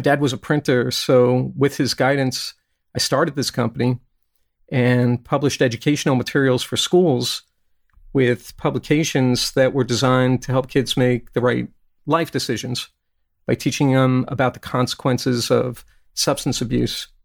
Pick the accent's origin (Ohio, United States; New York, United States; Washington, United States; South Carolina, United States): New York, United States; Brooklyn; also born or lived in Kentucky; now in California, United States; When I was a kid growing up in Brooklyn